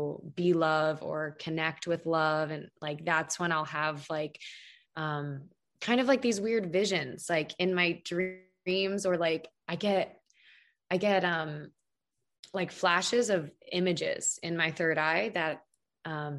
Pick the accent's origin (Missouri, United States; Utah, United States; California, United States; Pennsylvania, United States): Pennsylvania, United States; now in Arizona, United States; I was born in Pennsylvania